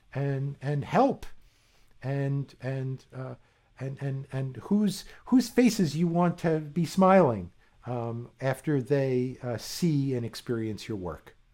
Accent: East Coast, United States; moved away as an adult; also born or lived in Arizona / Japan; I grew up on the East Coast

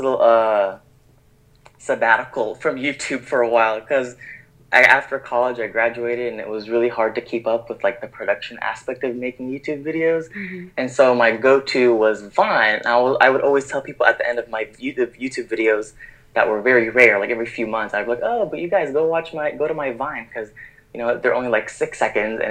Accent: Dallas, Texas, United States; I grew up in Dallas, Texas my whole life

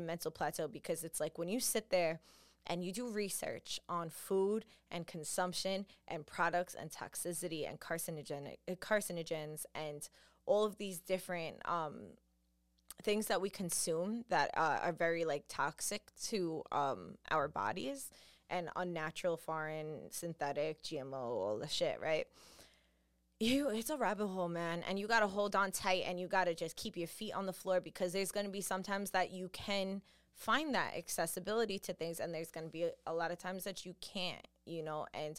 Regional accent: New York, United States; Listen, I'm from New York. This is just what we do. It's what we're raised in seeing and having

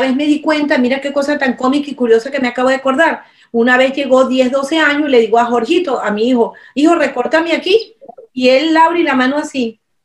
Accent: Venezuela; mi experiencia como venezolana, como madre de hace un poquito más de 30 años

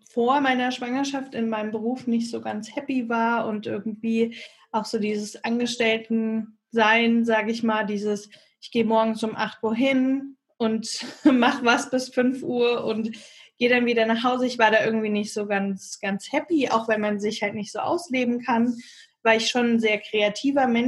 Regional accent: Bad Homburg, Hesse, Germany; Ich komme aus äh, Bad Homburg. In der Nähe von Frankfurt ist das.

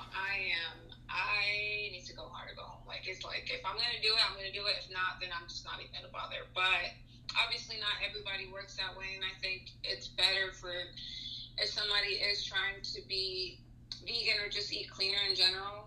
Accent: Texas, United States; moved away as an adult; also born or lived in San Luis Potosí, Mexico; now in Georgia, United States; growing up in the US, because I lived in Texas for half of my life before I moved to Georgia

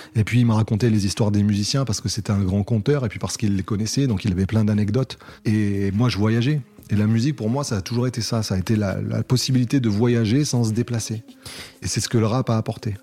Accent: Cannes, Provence-Alpes-Côte d'Azur, France; je viens de Cannes, dans les Alpes-Maritimes

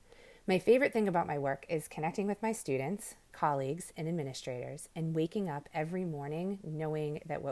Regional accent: Israel; now in Natick, United States; I am originally from Israel, and my mom's family still lives there

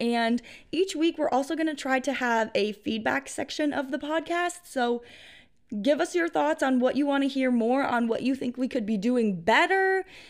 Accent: New York, United States; And since I'm from New York, I'm a Bills fan.

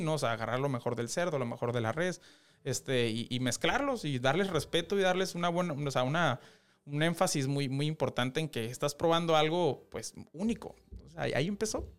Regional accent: Mexicali, Baja California, Mexico; soy de Mexicali

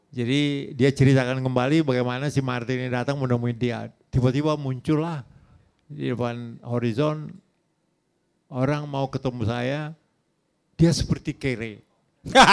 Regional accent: Tanjung Balai, North Sumatra, Indonesia; moved away; saya dari kota kecil itu, kota kabupaten, 150 kilo dari uh, Medan, Tanjung Balai

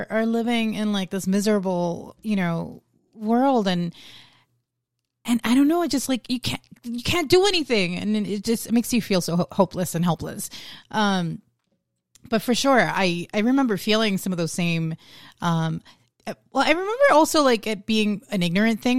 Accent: New York, United States; moved away; I grew up in New York

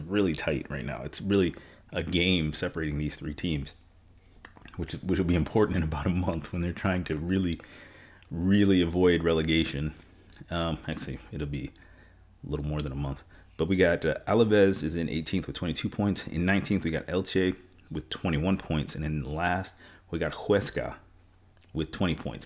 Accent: New York, United States; I'm from New York

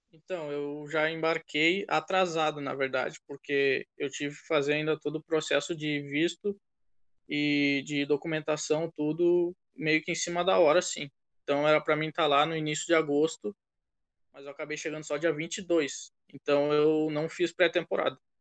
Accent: Porto Alegre, Rio Grande do Sul, Brazil; moved away as an adult; also born or lived in Texas / Iowa; now in United States; sou de Porto Alegre, Rio Grande do Sul

